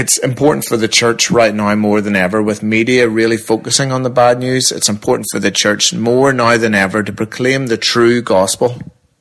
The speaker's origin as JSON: {"language": "English", "region": "Northern Ireland", "country": "United Kingdom", "said": "We very much have a weird identity crisis being Northern Irish."}